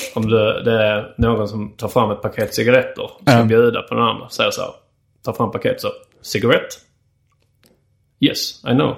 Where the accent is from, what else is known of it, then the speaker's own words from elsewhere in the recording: Sweden; som svensk